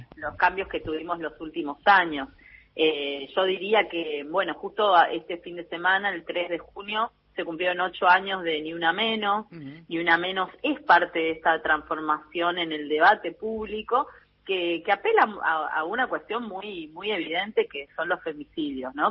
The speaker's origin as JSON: {"language": "Spanish", "region": "Misiones", "country": "Argentina", "moved": "yes", "said": "Yo soy originalmente de Misiones, ¿no? Tierra Roja, Barro Ñaú, como le decimos"}